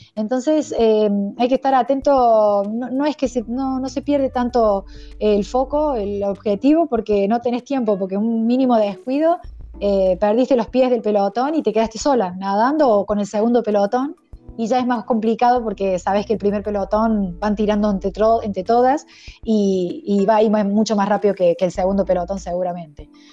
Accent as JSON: {"language": "Spanish", "country": "Argentina", "said": "soy la primera argentina"}